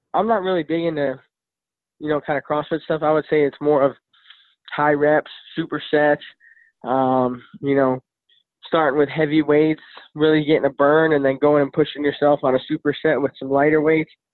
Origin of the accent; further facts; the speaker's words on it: Midwest, United States; I'm from the Midwest.